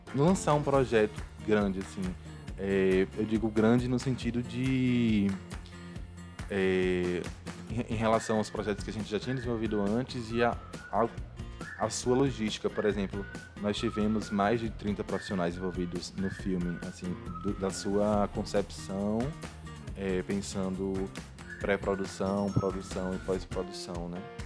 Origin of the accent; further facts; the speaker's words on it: interior of Bahia, Brazil; moved away as an adult; also born or lived in Rosa Elze, Sergipe; now in Sergipe, Brazil; Eu venho do interior da Bahia